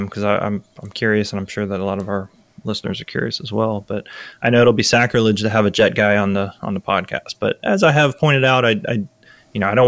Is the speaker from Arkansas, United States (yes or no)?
no; Tampa, Florida, United States; I grew up around F-16s, growing up around MacDill Air Force Base